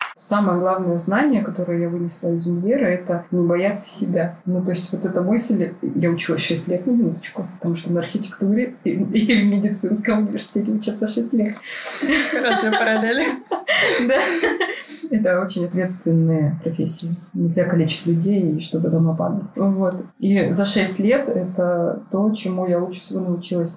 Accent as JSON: {"language": "Russian", "town": "Barnaul", "region": "Altai Krai", "country": "Russia", "also_born_or_lived": "Saint Petersburg", "moved": "as an adult", "said": "я архитектор из Барнаула новоиспечённый, я решила, что нужно переезжать в Питер"}